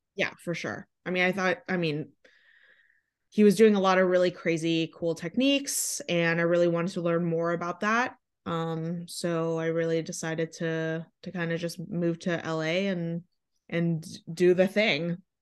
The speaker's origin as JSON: {"language": "English", "region": "Michigan", "country": "United States", "also_born_or_lived": "La Jolla, California", "moved": "as an adult", "lives_now": "Los Angeles, United States", "said": "I'm from Michigan"}